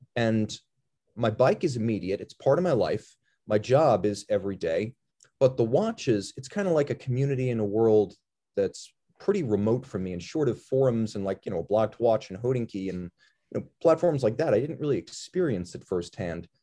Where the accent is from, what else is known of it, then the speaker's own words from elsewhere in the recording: New York, United States; moved away as an adult; also born or lived in Miami; now in Pennsylvania, United States; I'm from New York, so I'm a northeasterner